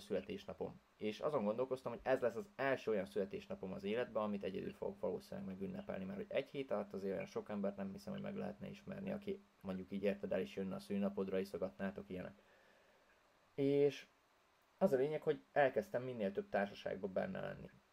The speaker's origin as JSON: {"language": "Hungarian", "country": "Hungary", "first_language": "Hungarian", "said": "Én voltam az egyedüli magyar is, tehát, hogy senki nem beszélt az anyanyelvemen kint"}